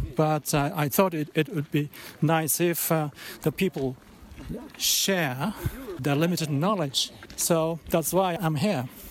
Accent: Japan; from Japan

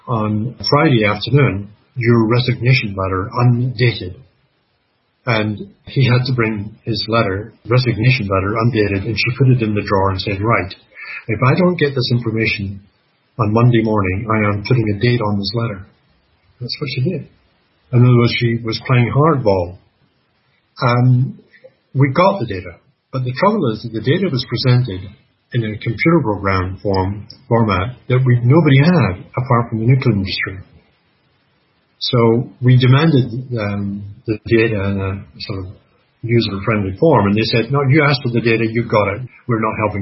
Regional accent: Canada; I'm Canadian

